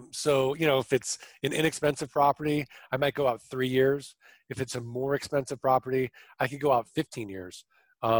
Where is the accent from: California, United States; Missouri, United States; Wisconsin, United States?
Missouri, United States; St. Louis; now in Arizona, United States; I'm from St. Louis. I'm from the show me state